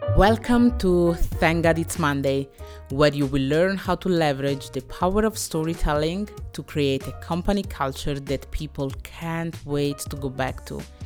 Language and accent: English; Italy; I was born in Italy, that my parents came from the D R C, from Congo, in the eighties and the seventies